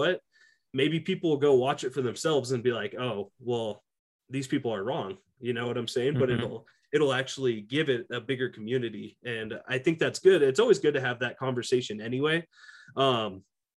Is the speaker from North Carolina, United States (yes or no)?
no; Carson City, Nevada, United States; I grew up in Carson City